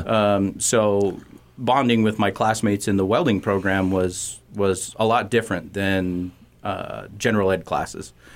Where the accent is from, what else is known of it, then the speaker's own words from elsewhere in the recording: Torrington, Wyoming, United States; I grew up in Torrington